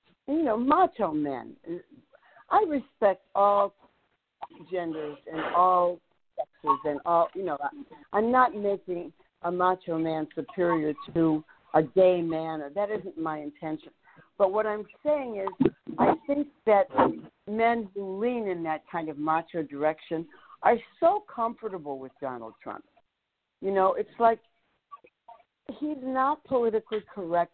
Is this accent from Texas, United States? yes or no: no; Ohio, United States; moved away as an adult; also born or lived in New York; I grew up in Ohio